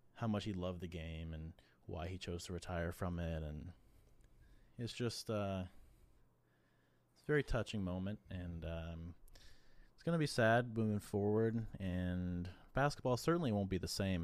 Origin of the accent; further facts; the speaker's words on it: East Coast, United States; growing up on the East Coast